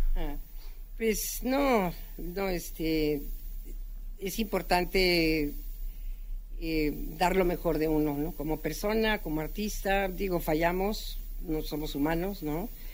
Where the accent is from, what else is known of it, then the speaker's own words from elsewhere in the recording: Mexico City, Mexico; moved away; also born or lived in Guadalajara / Tijuana; yo nací aquí en la capital